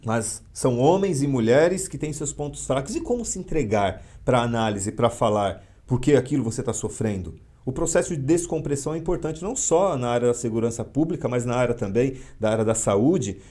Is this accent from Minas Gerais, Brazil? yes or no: no; São Paulo, Brazil; moved away as an adult; now in Mauá, Brazil; eu nasci em São Paulo, fui criado na Zona Leste, em São Miguel Paulista.